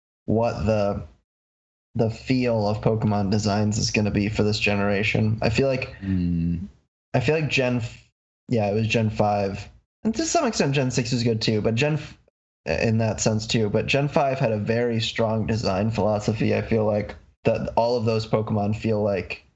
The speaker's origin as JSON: {"language": "English", "region": "Michigan", "country": "United States", "said": "I'm from Michigan."}